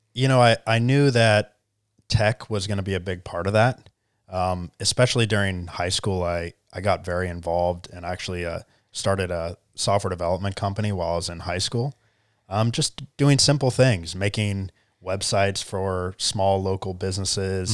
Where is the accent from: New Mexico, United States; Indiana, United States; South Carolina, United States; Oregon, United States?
South Carolina, United States; Charleston; also born or lived in California; I grew up in, uh, good old Charleston, South Carolina